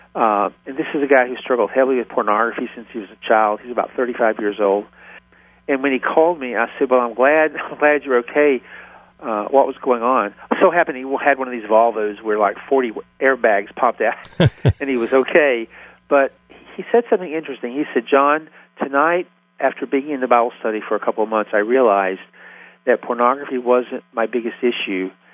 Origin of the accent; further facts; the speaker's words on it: Tennessee, United States; accent: Southern; moved away as an adult; now in Philadelphia, United States; if you can't tell it by now from my accent, I'm from the South. Even though I live, I've lived in Philadelphia for 35 years, I'm from Tennessee